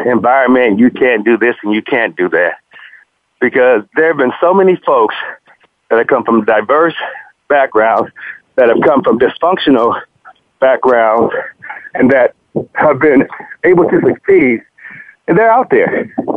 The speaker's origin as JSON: {"language": "English", "town": "Compton", "region": "California", "country": "United States", "tie": "born or raised there", "said": "growing up in Compton"}